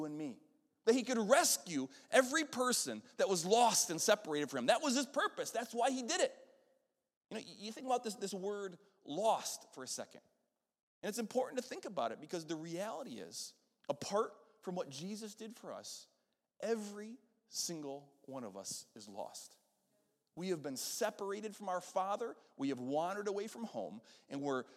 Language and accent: English; Western New York, United States; moved away; I'm up from Western New York, and so the Buffalo Bills were our football team up there